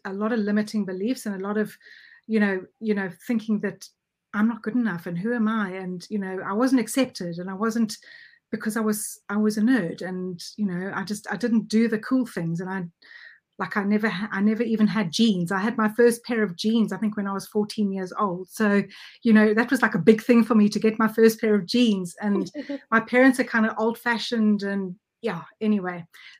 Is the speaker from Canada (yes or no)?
no; South Africa; accent: South African; now in United Kingdom; I'm actually South African, so I'm actually, my accent is a mixture of English, and it's more South African than English.